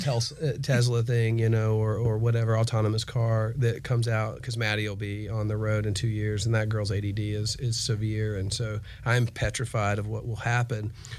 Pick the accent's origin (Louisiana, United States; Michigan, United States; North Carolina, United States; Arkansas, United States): North Carolina, United States; Charlotte; now in Atlanta, United States; I grew up in Charlotte, but we moved here to Atlanta in the 80s.